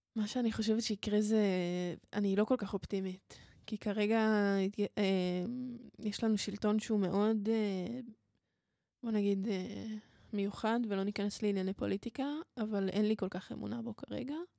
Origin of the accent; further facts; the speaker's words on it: Israel; אני מישראל ואני יהודייה